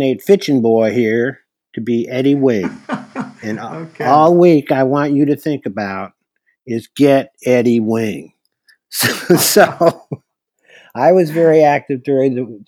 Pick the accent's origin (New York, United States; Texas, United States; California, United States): New York, United States; Hamilton; now in Oregon, United States; I grew up in Hamilton, New York, which is in New York. It's a little town of about 2,000 people